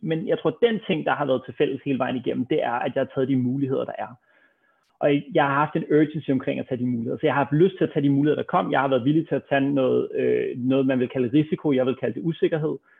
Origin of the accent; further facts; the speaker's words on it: Copenhagen, Capital Region of Denmark, Denmark; lige nede ved busstopstedet på Østerbro, hvor jeg voksede op